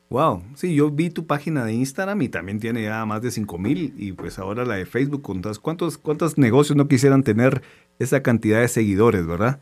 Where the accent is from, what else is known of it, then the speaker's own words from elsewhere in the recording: Guatemala; todos como chapines